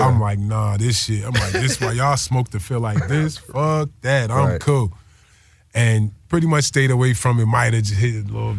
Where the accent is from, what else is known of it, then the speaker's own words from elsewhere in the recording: New Jersey, United States; I'm from Jersey. I ain't even from nowhere near the Bay.